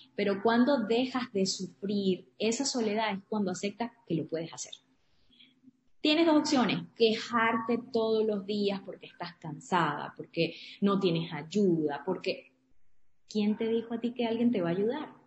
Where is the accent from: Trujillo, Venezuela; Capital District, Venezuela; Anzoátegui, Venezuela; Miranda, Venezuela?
Trujillo, Venezuela; born or raised there; moved away as an adult; also born or lived in Caracas / Maracaibo / Louisiana; now in Houston, United States